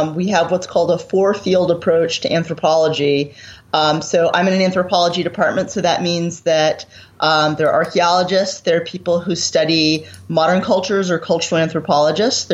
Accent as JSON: {"language": "English", "region": "Maine", "country": "United States", "tie": "born or raised there", "said": "I grew up in Maine in the 1980s, really the early 1980s"}